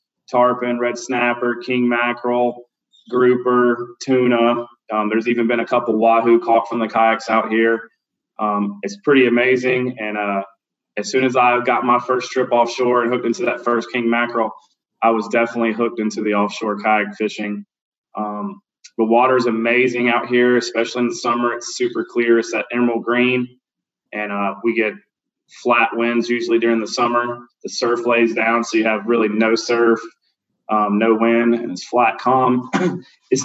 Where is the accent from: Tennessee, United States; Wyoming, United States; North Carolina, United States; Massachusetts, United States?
North Carolina, United States; moved away as an adult; now in Florida, United States; I'm actually from North Carolina, the middle of the state. I moved here probably 15 years ago.